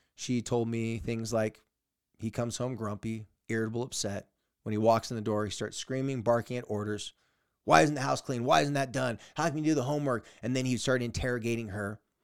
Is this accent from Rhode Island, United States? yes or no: no; San Diego, California, United States; my hometown and my area in San Diego, California